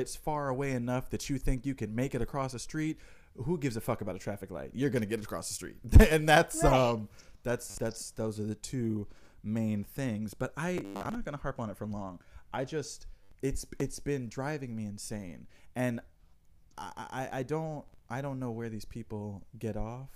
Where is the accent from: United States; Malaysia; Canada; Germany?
United States; New York; me being a New Yorker